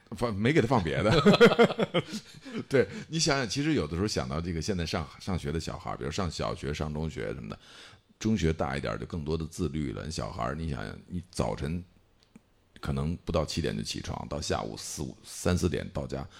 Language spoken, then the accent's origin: Chinese; China; 我们是中国人